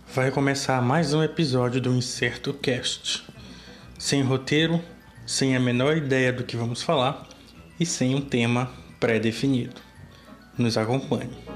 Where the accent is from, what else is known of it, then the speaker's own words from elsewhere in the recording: Belém, Pará, Brazil; sou de Belém do Pará